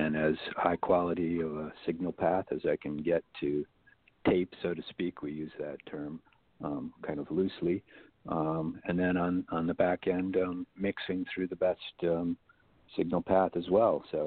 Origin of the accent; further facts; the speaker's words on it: Waukesha, Wisconsin, United States; moved away as an adult; now in Los Angeles, United States; I come from Wisconsin, in particular Waukesha, Wisconsin